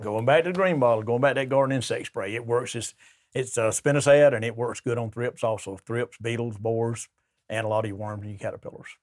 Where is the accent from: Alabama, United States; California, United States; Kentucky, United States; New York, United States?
Alabama, United States; Troy; I'm from Troy.